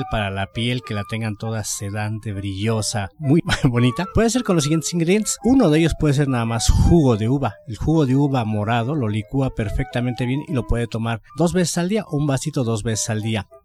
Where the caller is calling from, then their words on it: Coyoacán, Mexico City, Mexico; de Coyoacán